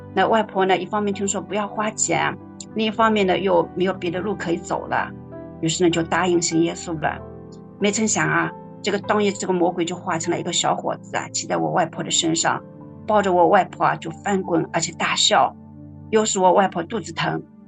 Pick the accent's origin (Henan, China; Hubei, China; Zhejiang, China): Zhejiang, China; Shaoxing; 我来自浙江绍兴， 是第三代的基督徒